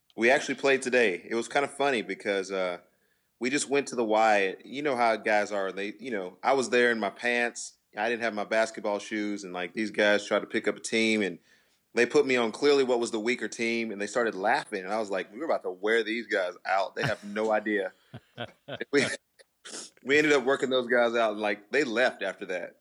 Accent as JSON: {"language": "English", "town": "Temple", "region": "Texas", "country": "United States", "said": "I'm from Temple."}